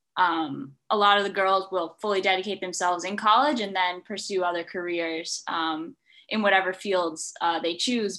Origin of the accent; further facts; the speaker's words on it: Watchung, New Jersey, United States; I'm from New Jersey. Uh, I lived in Watchung, um, and I started playing golf uh, when I was five years old